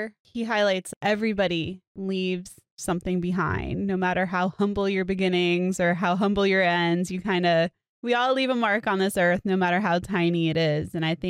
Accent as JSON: {"language": "English", "region": "Florida", "country": "United States", "tie": "born or raised there", "said": "I grew up in South Florida and I had Haitian friends and they spoke Creole."}